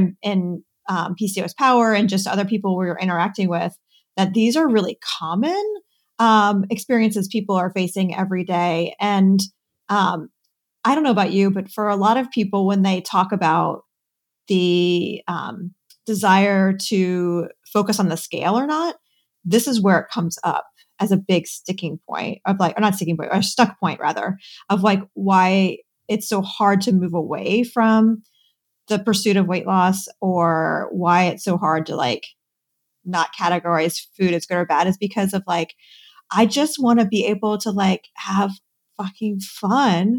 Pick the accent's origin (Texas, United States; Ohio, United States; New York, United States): Ohio, United States; Cincinnati; I grew up near Cincinnati, Ohio, where there was Kings Island